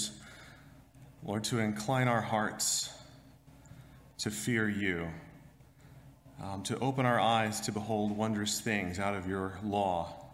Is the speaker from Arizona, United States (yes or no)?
yes; Arizona, United States; now in Kansas, United States; my home state, Arizona